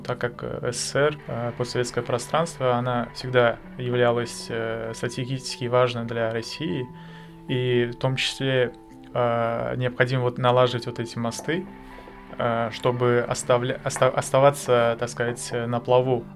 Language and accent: Russian; Tashkent, Uzbekistan; moved away as an adult; now in Saint Petersburg, Russia; Я приехал из Узбекистана